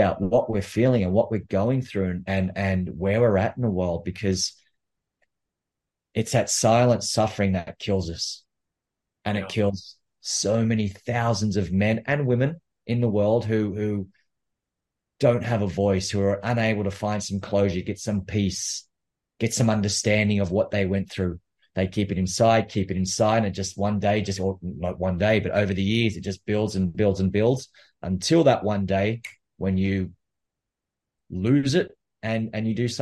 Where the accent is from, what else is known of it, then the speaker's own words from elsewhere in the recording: New South Wales, Australia; also born or lived in Canberra, Australian Capital Territory; I was born in Australia, born in Canberra, which is the capital city. And Canberra is about a 3-hour drive south of Sydney. And I grew up in a small town just outside of Canberra